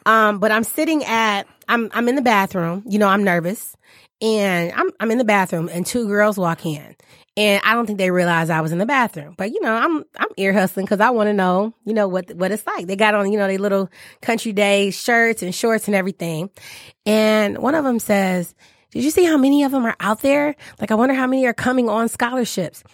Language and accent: English; Detroit, Michigan, United States; I was born and raised, I grew up in Detroit.